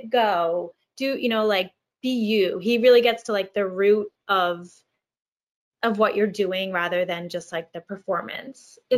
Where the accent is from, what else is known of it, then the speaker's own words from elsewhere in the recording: Long Island, New York, United States; I'm from Long Island, and when I was auditioning for college programs, I was like, "Hey, I'm here to audition," like you know.